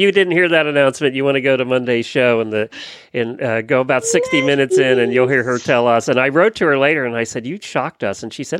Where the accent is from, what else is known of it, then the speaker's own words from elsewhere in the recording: Pennsylvania, United States; where we grew up in Pennsylvania, they're supposed to get a foot of snow tomorrow.